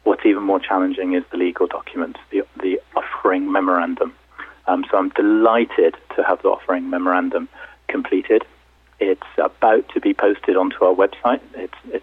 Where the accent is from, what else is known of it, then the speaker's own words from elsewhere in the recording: United Kingdom; also born or lived in London; I'm British, as you can tell from my dulcet tones. I'm based in London in the UK.